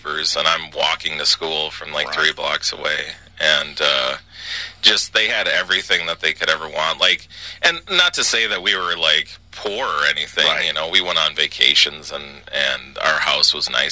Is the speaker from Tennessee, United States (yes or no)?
no; Edina, Minnesota, United States; I grew up in Edina, and people just assumed that we were, like, filthy rich